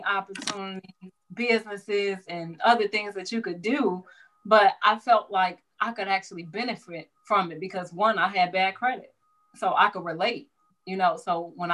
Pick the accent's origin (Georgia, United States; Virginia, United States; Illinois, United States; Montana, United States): Illinois, United States; Chicago; I grew up in the Roseland area, Chicago, kind of south suburban area.